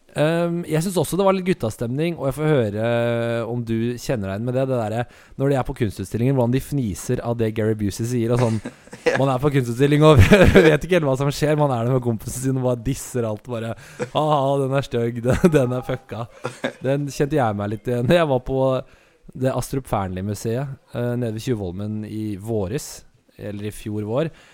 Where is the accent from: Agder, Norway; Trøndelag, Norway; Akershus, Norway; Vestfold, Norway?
Akershus, Norway; Asker; Du og jeg er jo fra Vi har vokst opp i Asker